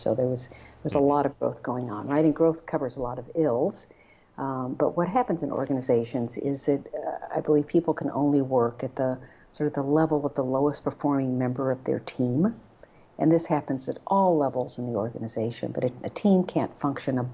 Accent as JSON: {"language": "English", "region": "Texas", "country": "United States", "tie": "born or raised there", "said": "I grew up in Texas"}